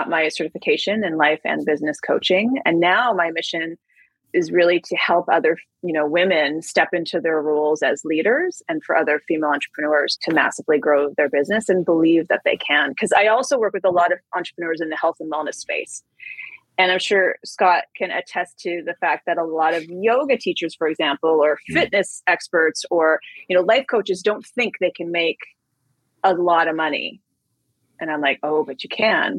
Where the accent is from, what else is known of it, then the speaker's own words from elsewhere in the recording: Canada; now in New York, United States; I'm originally from Canada. I live in New York now